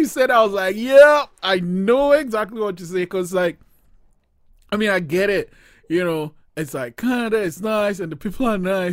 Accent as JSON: {"language": "English", "country": "Nigeria", "said": "I'm Nigerian"}